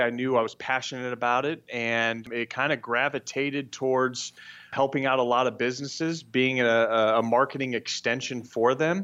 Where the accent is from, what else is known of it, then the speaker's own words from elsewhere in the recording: Brentwood, California, United States; now in Scottsdale, United States; I grew up in Brentwood, California, which is, uh, the, the Northern California